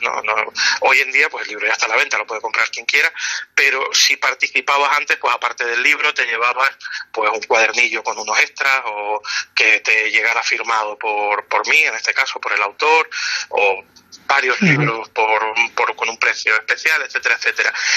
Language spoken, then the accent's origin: Spanish; Canary Islands, Spain